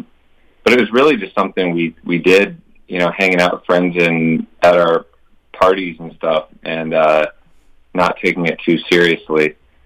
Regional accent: Minneapolis, Minnesota, United States; We're from Minneapolis since we were little kids. We're actually from the city proper, the zip code.

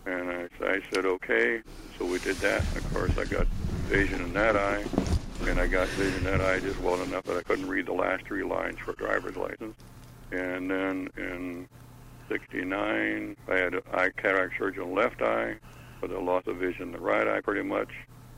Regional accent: Decatur, Indiana, United States; I was born in Decatur, Indiana, Adams County. And I've lived several different places, but I was born and raised in the country on a farm.

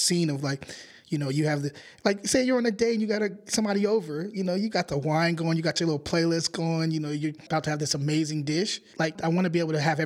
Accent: Antioch, California, United States; I'm from Antioch

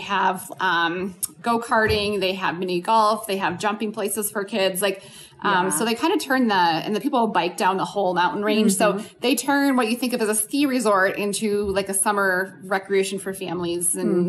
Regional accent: Midwest, United States; now in Colorado Springs, United States; Like I'm from Midwest. And we don't have tornadoes.

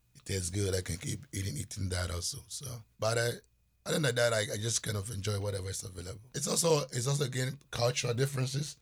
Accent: Volta, Ghana; also born or lived in Seattle; I was raised in the Volta region

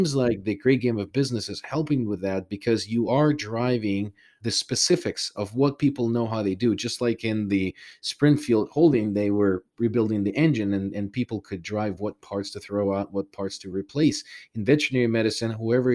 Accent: Ukraine; moved away; I was born in Soviet Union. I'm originally from Ukraine.

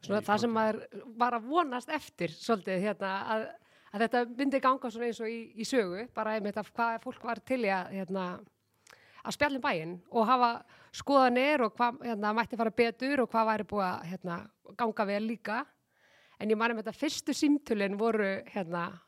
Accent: Garðabær, Capital Region, Iceland; mér hefur þótt svo dásalegt að alast upp í Garðabæ

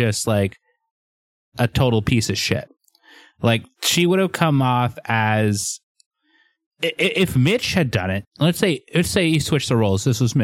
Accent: Seattle, Washington, United States; I am from Seattle

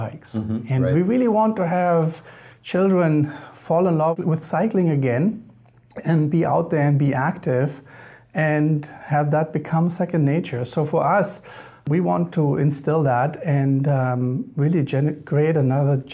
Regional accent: Germany; moved away as an adult; also born or lived in Louisiana, United States; now in United States; I'm originally from Germany, so I grew up in Germany.

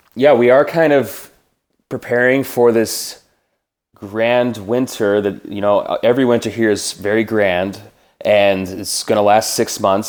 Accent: Minnesota, United States; I am from Minnesota. I was born in Minneapolis, and I grew up in a small town, uh, three hours west of Minneapolis

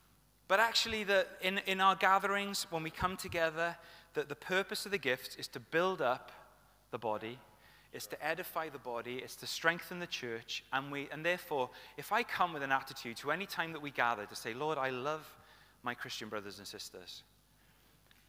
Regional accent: Welsh, Wales, United Kingdom; I say tooth because I'm Welsh

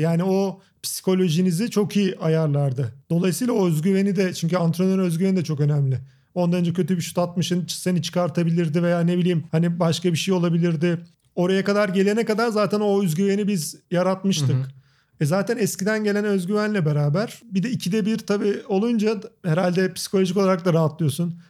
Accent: Ankara, Turkey; moved away as an adult; doğma büyüme Ankara

